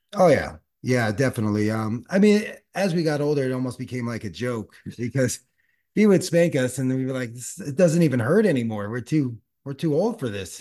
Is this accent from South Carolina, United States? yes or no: no; Los Angeles, California, United States; also born or lived in San Diego / Australia; born and raised in the San Fernando Valley